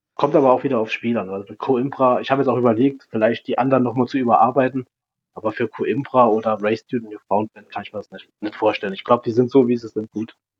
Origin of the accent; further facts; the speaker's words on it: Saarland, Germany; als Saarländer